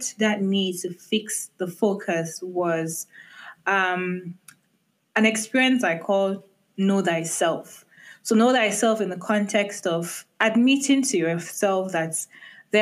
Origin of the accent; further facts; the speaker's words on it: Nigeria; being a Nigerian